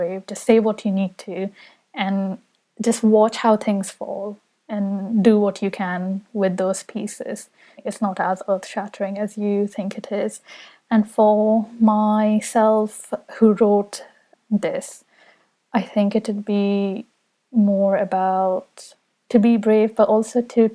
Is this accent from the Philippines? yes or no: no; Saudi Arabia; now in London, United Kingdom; when I was growing up in Saudi Arabia, London, where I live now